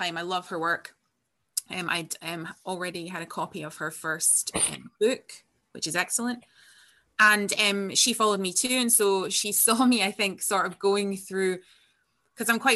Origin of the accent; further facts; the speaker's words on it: far north of Scotland, United Kingdom; I am Scottish and I was born here, and I grew up in outside of the most northerly town in Scotland